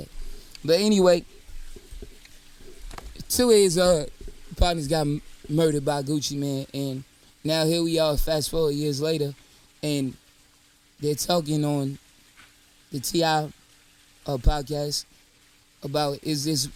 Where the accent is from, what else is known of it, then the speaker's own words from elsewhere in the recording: New York City, New York, United States; I'm from New York.